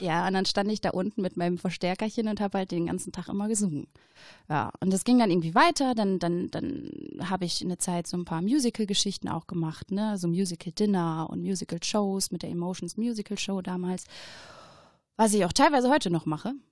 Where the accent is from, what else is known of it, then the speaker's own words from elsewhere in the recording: Oberhausen, North Rhine-Westphalia, Germany; ich bin in Oberhausen geboren ja. worden, ja, vor 30 Jahren.